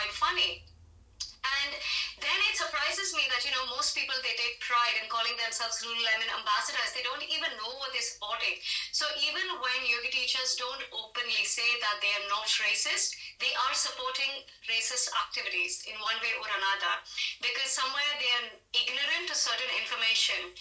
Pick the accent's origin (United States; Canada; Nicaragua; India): India; as an Indian